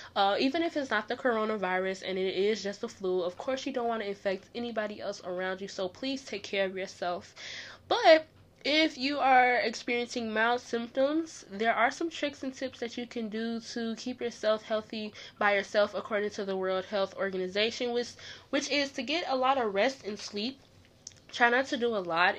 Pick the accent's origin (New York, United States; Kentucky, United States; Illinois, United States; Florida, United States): Illinois, United States; Chicago; Chicago, my hometown